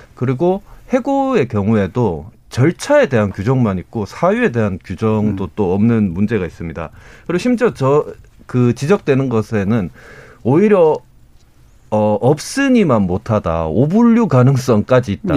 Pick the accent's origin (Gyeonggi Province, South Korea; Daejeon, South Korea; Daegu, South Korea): Daegu, South Korea; 제가 이제 대구 출신인데